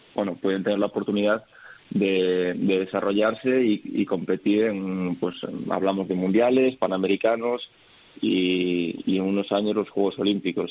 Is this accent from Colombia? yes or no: no; Spain; Al final tengo doble nacionalidad, me siento americano, me siento español también